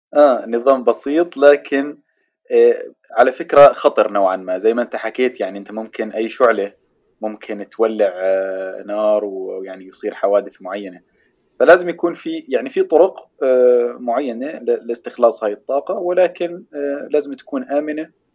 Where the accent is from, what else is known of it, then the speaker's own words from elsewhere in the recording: Jordan; عندنا بالاردن